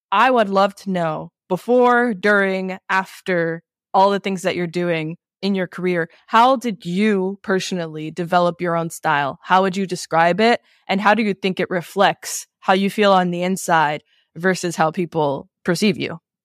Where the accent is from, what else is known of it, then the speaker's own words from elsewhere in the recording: New York City, New York, United States; also born or lived in Queens; I grew up in New York and I grew up in a Latin family